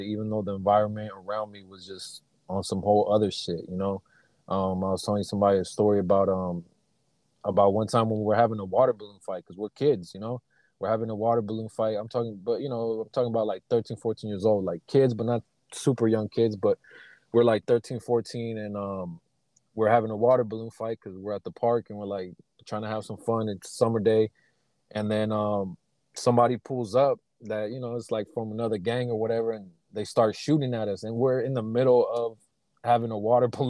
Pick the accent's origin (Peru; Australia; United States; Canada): United States; Sacramento, California; I grew up in Sacramento, California, and in the Meadowview area